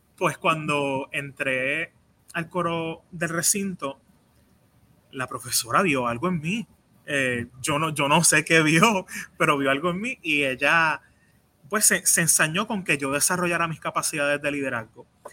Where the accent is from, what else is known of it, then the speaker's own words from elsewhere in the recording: San Juan, Puerto Rico; nací en Llores Torres